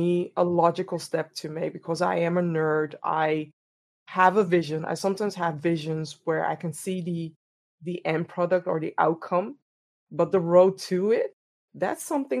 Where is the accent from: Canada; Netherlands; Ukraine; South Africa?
Netherlands; Amsterdam, North Holland; born and raised in Amsterdam, the Netherlands